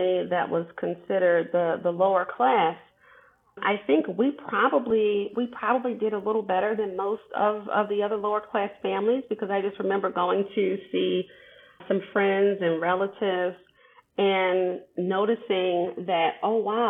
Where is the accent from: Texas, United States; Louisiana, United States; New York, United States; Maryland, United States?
Maryland, United States; Baltimore; growing up in Baltimore City, actually as a child, it was very nice